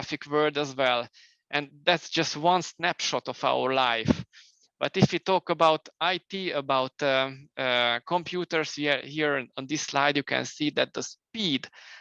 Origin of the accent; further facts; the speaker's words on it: Romania; now in Hungary; I was born in Romania initially, then I moved later to Hungary.